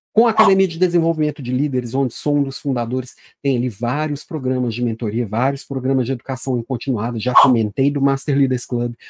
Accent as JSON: {"language": "Portuguese", "region": "Minas Gerais", "country": "Brazil", "said": "Também sou mineiro"}